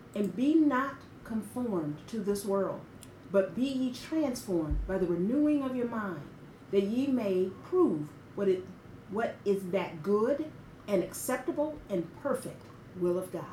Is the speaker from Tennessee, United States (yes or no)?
yes; Memphis, Tennessee, United States; moved away; i went home to my hometown to memphis